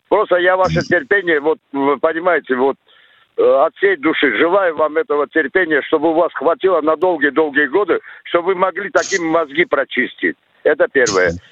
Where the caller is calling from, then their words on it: Chelyabinsk, Chelyabinsk Oblast, Russia; Э, я это, из Челябинска, бывший работник телевидения.